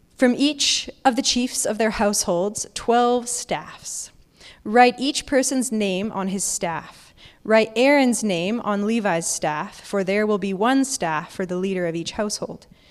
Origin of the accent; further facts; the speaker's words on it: Alberta, Canada; Growing up in Alberta, I've never seen a, an almond tree in, in real person